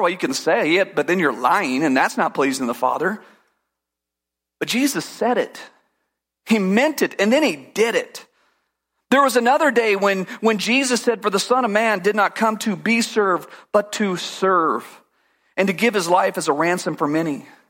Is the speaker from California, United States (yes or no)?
yes; California, United States; I grew up in California